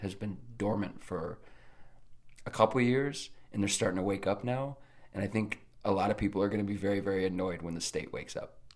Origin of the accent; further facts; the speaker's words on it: Nebraska, United States; I was from Nebraska